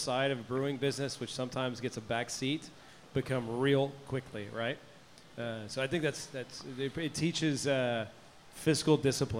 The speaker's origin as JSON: {"language": "English", "town": "Tomball", "region": "Texas", "country": "United States", "said": "I'm originally from Tomball"}